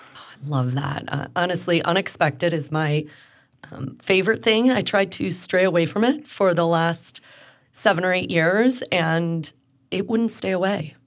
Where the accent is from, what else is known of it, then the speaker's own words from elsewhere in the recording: Chicago, Illinois, United States; now in Houston, United States; When people ask me where I'm from, I'm a Chicagoan